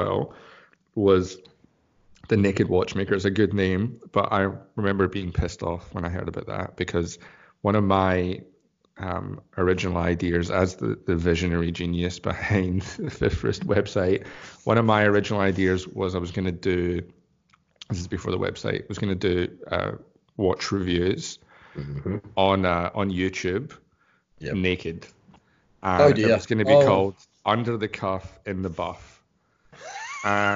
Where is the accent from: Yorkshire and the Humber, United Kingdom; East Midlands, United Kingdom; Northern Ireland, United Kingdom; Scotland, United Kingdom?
Scotland, United Kingdom; moved away; As a Scottish person